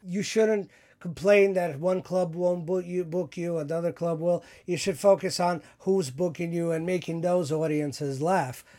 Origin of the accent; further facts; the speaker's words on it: New York City, New York, United States; Growing up in New York, I've never held a gun in my life